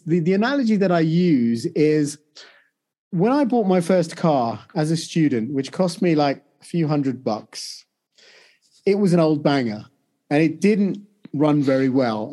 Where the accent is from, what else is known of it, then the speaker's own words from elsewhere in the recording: United Kingdom; also born or lived in India; I grew up in the U K